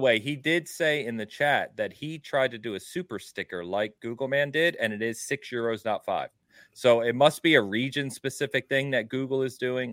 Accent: England, United Kingdom; also born or lived in Midwest, United States; now in United States; being English

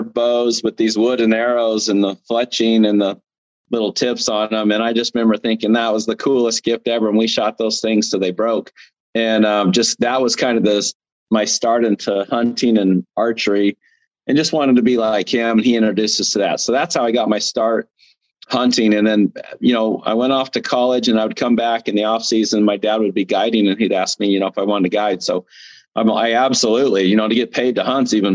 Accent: Arizona, United States; I'm originally from Arizona

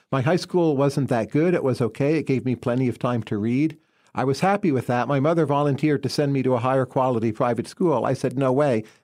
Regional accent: New Jersey, United States; so New Jersey is an important exporter of people, but keep in mind that also means there's demand for those people. So you grow up in population density, so you learn a lot from other people

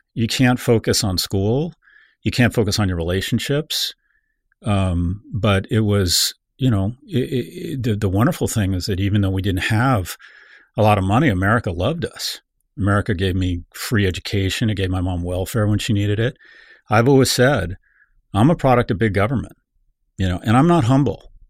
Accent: San Diego, California, United States; I was born in San Diego

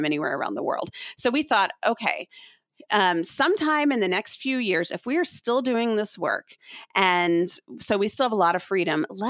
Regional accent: Austin, Texas, United States; moved away as an adult; also born or lived in Kosovo / Turkey; I'm from Austin. Like, I born and raised from the 70s

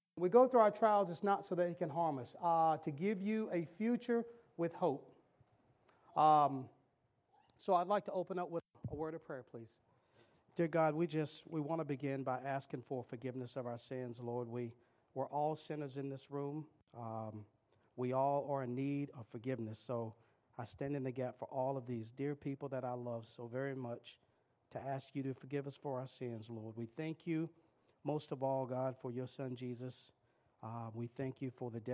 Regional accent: Cary, North Carolina, United States; I grew up in Cary

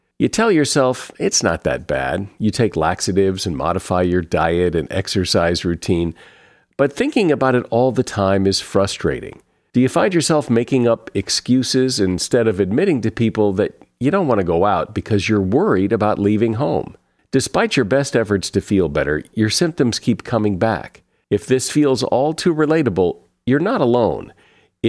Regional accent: New England, United States; I grew up in New England

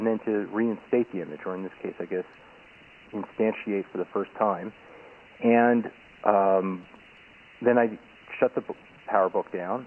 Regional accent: Israel; I am a listener from Israel who happens to be vacationing in the United States

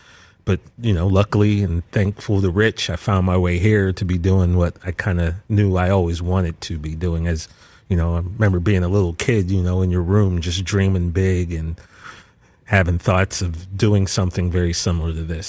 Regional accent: Altoona, Pennsylvania, United States; I grew up in Altoona, Pennsylvania, kind of in the center of Pennsylvania.

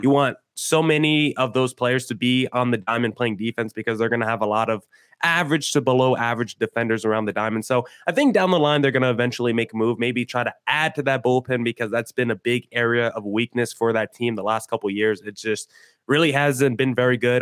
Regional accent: New Jersey, United States; moved away as an adult; now in Arizona, United States; I grew up on the East Coast, grew up in New Jersey

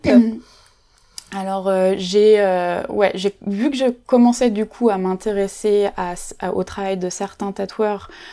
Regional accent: Nantes, Pays de la Loire, France; moved away as an adult; now in Paris, France; Je suis nantaise d'origine

